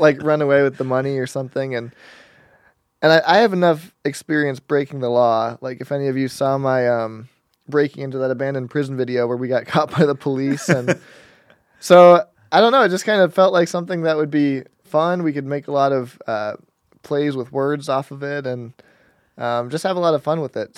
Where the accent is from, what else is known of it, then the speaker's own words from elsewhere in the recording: Denver, Colorado, United States; I was born in Denver, Colorado.